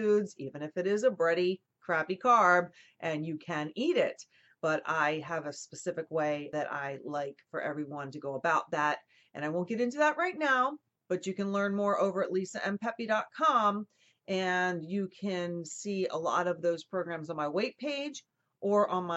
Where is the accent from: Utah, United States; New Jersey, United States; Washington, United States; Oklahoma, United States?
New Jersey, United States; I grew up with in New Jersey